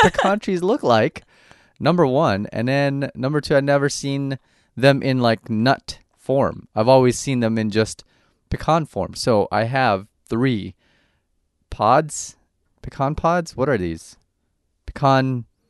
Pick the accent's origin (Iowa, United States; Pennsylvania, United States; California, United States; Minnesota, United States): California, United States; Orange County; growing up in Orange County and Orange County is just like a giant suburb